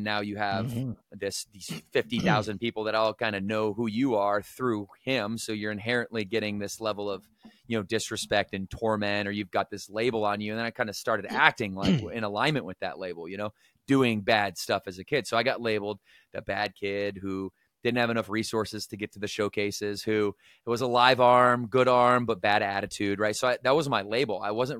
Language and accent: English; Battle Creek, Michigan, United States; Growing up in Battle Creek, Michigan, I come from a very chaotic, toxic environment.